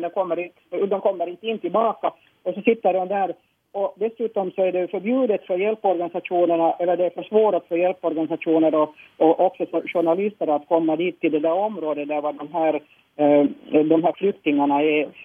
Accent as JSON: {"language": "Swedish", "town": "Helsinki", "region": "Uusimaa", "country": "Finland", "tie": "born or raised there", "said": "jag är född i Helsingfors och bott i Helsingfors"}